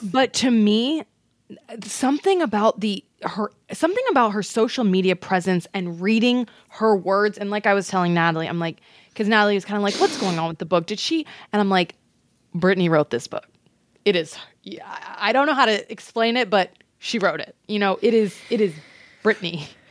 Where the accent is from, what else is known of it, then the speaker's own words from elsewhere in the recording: Texas, United States; I'm from Texas